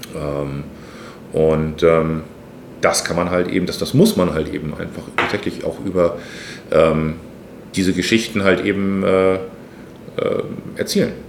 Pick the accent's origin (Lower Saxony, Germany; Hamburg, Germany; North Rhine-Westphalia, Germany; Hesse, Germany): Hamburg, Germany; ich bin hier aufgewachsen äh, im Stadtteil, aber Harburg ist Hamburg